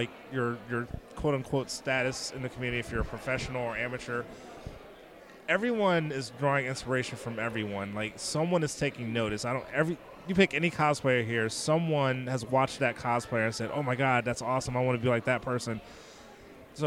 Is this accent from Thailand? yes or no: no; Ohio, United States; I'm from Ohio